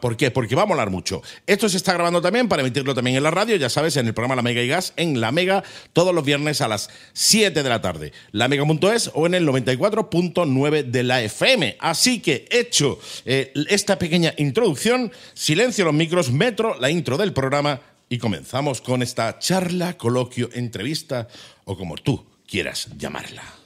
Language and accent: Spanish; Torremolinos, Andalusia, Spain; Soy de Torremolinos